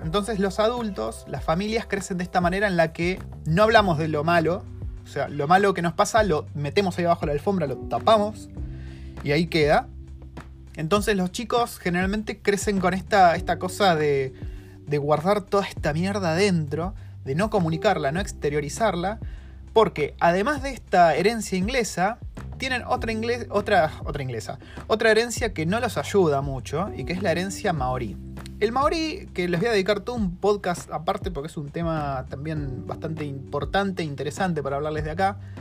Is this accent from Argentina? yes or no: yes; Argentina; now in New Zealand; en Argentina tenemos un amor desmedido por el psicoanálisis